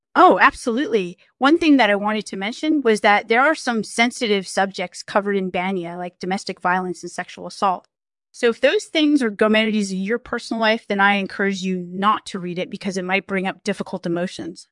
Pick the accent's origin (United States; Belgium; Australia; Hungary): Hungary; I grew up in Hungary before the wall came down